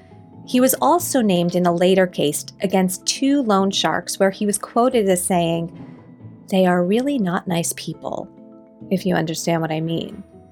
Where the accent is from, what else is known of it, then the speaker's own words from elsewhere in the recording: Lawrence, New York, United States; I, too, am from the five towns in Long Island. I went to Lawrence High School.